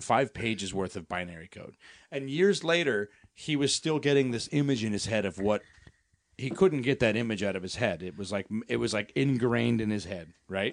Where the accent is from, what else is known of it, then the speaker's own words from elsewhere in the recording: Colorado, United States; now in Los Angeles, United States; We're from Colorado